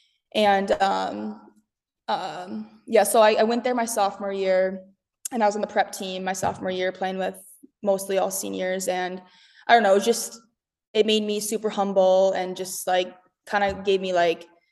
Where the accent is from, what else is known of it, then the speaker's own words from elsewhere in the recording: Rochester, Minnesota, United States; moved away as an adult; also born or lived in Twin Cities, Minnesota / Faribault, Minnesota; I grew up in Rochester, Minnesota